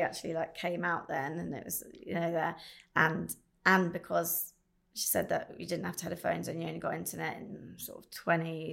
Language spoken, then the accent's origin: English; Upper Bucklebury, South East England, United Kingdom; I was brought up in Bucklebury Shire